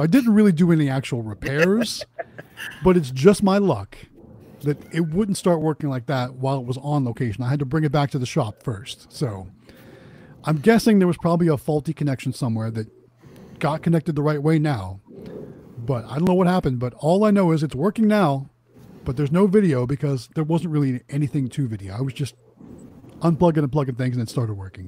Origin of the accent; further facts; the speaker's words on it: Youngstown, Ohio, United States; moved away; I'm originally from Northeast Ohio, as my shirt says. Youngstown, Ohio, is where I'm from.